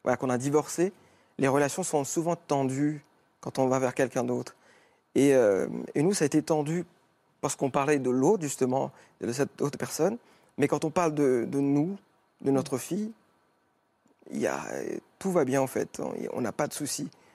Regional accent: Mauritius; moved away; je suis mauricien, d'origine mauricienne

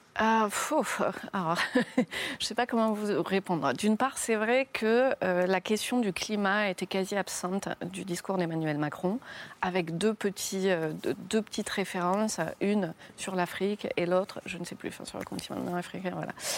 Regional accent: France; en tant que femme, en tant que Française, en tant qu'Européenne

